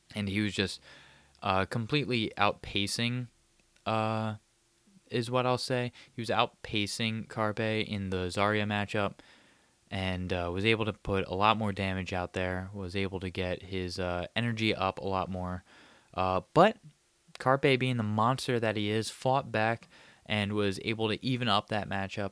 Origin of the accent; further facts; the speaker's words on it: Abington, Pennsylvania, United States; my hometown of Abington, Pennsylvania, just a bit out of, uh, Philadelphia